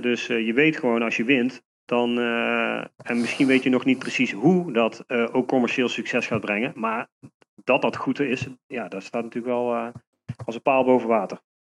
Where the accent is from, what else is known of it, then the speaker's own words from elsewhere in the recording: Nuenen, North Brabant, Netherlands; ik kom uit Nune. Hm. daar woon ik nu nog steeds, daar ben ik ook opgegroeid